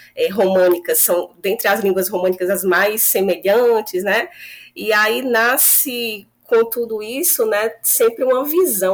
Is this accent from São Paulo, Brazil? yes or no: no; Fortaleza, Ceará, Brazil; moved away as an adult; also born or lived in Rio Grande do Norte; now in Almería, Spain; eu sou lá de Fortaleza, no Ceará a minha formação é toda lá